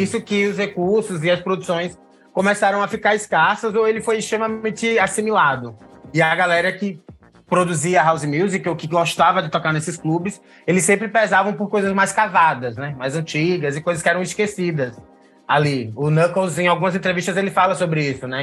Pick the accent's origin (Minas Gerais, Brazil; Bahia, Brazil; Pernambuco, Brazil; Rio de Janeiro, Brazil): Pernambuco, Brazil; Recife; now in São Paulo, Brazil; sou recifense, vivendo em São Paulo